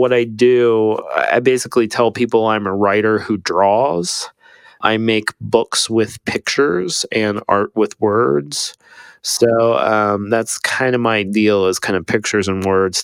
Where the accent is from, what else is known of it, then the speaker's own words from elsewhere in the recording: Ohio, United States; now in Austin, United States; I grew up in Ohio, so in the middle of a cornfield